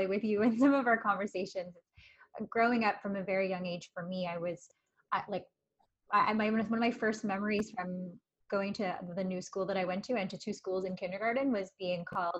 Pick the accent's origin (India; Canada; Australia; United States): Canada; I'm Canadian